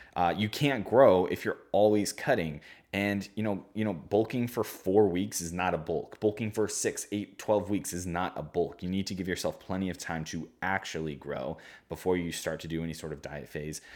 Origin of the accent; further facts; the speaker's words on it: Omaha, Nebraska, United States; I'm from Omaha, Nebraska